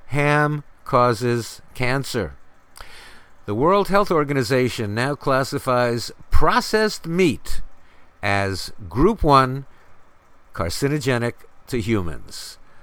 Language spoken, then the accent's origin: English; New York City, New York, United States; When I grew up in New York City, the population was 8 million